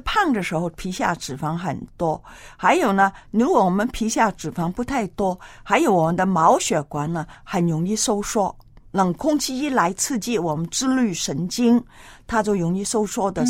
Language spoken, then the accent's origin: Chinese; China; 还有我们中国人很厉害的，穿袜子，穿那个嗯